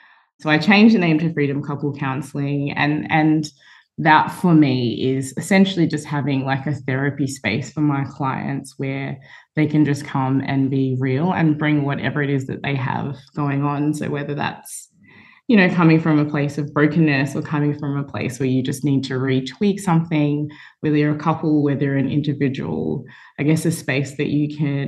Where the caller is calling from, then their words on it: Melbourne, Victoria, Australia; I'm joining from Melbourne.